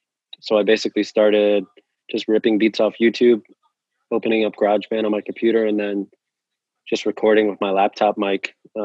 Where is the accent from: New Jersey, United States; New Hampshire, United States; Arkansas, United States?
New Jersey, United States; Yeah, so I grew up a bit in New Jersey.